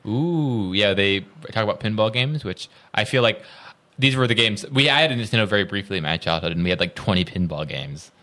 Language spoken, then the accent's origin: English; Roscoe, Illinois, United States; I'm from Roscoe, which is very, very close